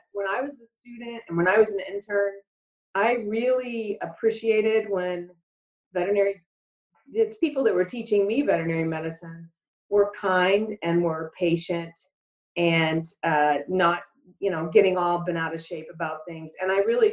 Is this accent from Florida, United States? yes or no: yes; Orlando, Florida, United States; I grew up in Orlando